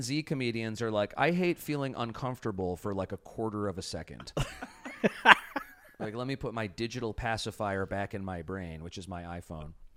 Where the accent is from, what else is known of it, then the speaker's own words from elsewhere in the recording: Chicago, Illinois, United States; moved away; I grew up in Chicago.